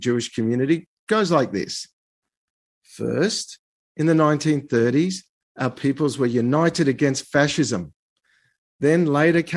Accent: Australia

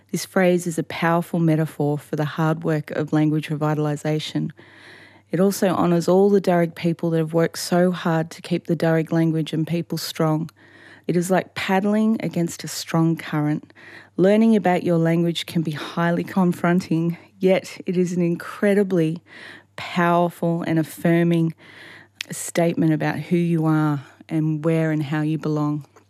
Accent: Hawkesbury area, New South Wales, Australia; I'm a Daruk woman from the Hawkesbury area.

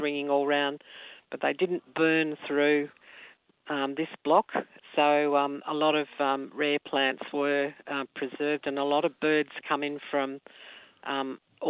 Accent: Sydney, New South Wales, Australia; moved away as an adult; now in Mogo, Australia; I grew up in Sydney on the East Hills line and moved out of the big smoke to the little smoke to teach

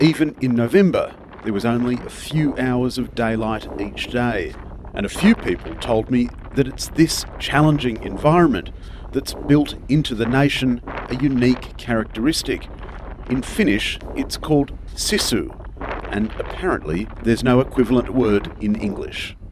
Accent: Australia; moved away; I'm from Australia.

